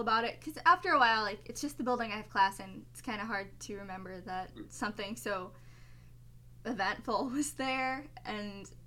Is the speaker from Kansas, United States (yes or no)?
no; New York City, New York, United States; I'm from Staten Island, New York.